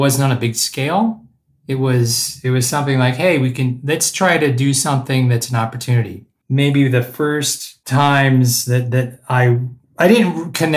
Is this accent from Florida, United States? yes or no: no; Evergreen, Colorado, United States; also born or lived in Japan; I grew up in Colorado in the mountains in a little town called Evergreen.